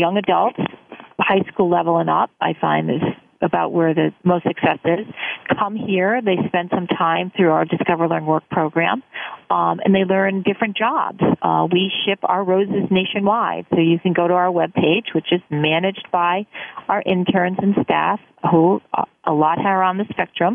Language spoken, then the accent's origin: English; Guilford, Connecticut, United States; I grew up here in Guilford